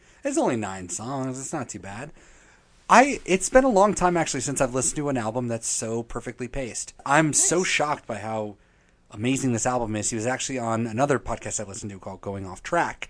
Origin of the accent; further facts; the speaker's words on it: Colorado, United States; Oh, it's like somebody who comes from one place to another. We're carpetbaggers from Colorado.